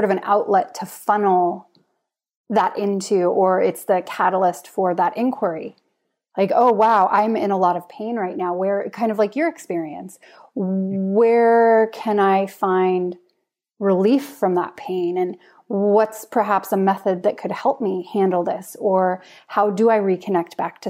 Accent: United States; moved away as an adult; now in Norway; I'm American

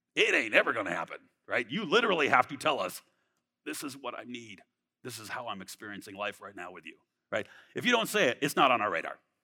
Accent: Southern California, United States; moved away; I'm from California, Southern California. I was a skateboarder.

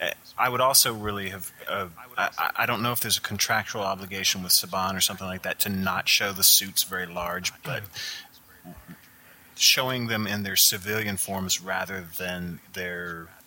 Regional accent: the South, United States; I'm from the South.

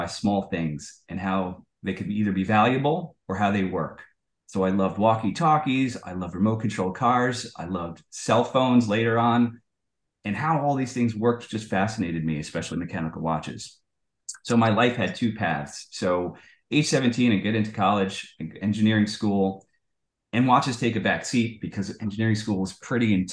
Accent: United States; I'm born and raised in the United States

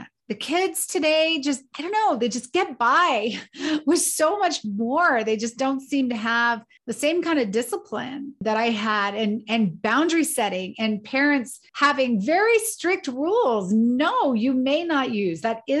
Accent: Colorado Springs, Colorado, United States; I grew up in the military, and my father's a retired colonel. I grew up in Colorado Springs on the Air Force Academy.

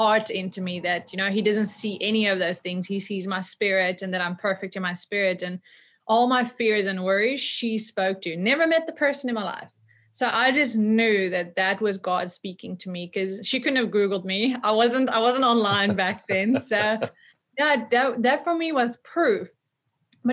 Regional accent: Netherlands; moved away as an adult; also born or lived in South Africa; I'm from the Netherlands.

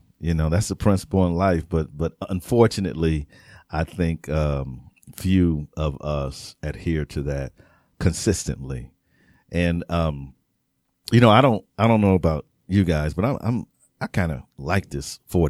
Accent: Wisconsin, United States; I'm from Wisconsin.

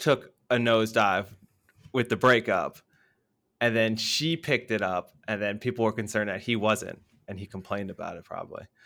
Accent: United States; moved away; being the American there

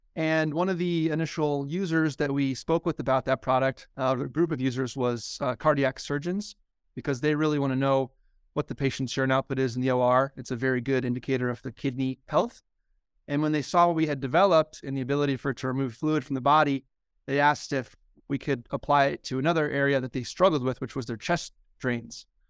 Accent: Omaha, Nebraska, United States; moved away as an adult; also born or lived in Lincoln, Nebraska / Baltimore, Maryland / Stanford, California / San Francisco Bay Area; I'm originally from Nebraska, born and raised in Omaha.

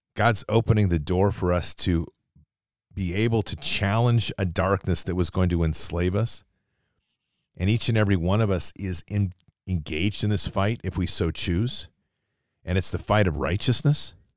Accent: United States; as an American

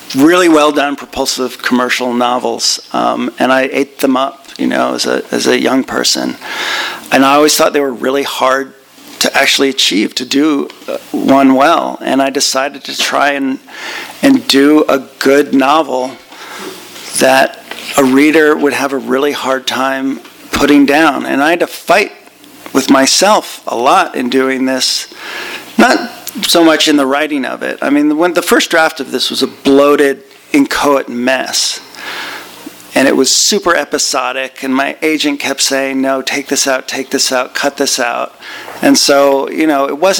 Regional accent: Northern California, United States; I grew up in Northern California in the 1970s

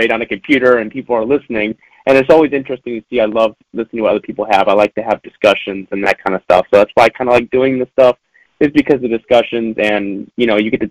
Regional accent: Northwest Indiana, United States; growing up in Northwest Indiana

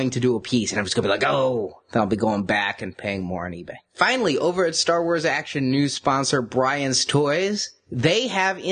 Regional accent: United States; Being an American

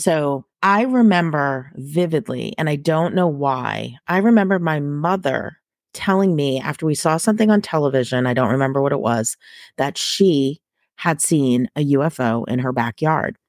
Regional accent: suburbs outside Boston, Massachusetts, United States; now in Texas, United States; I grew up in Massachusetts, um, and both my mom and dad also grew up in Massachusetts, so we were in the suburbs, um, outside the city of Boston.

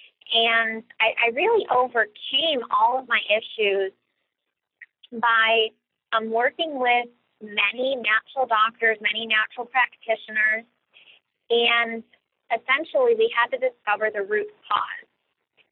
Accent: Cleveland, Ohio, United States; I'm originally from Cleveland, Ohio

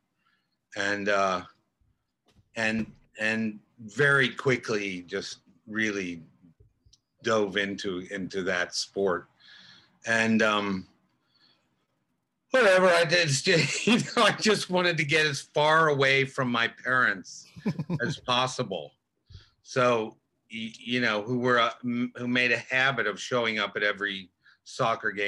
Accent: Cincinnati, Ohio, United States; moved away; also born or lived in Illinois / Vermont; I grew up in Cincinnati

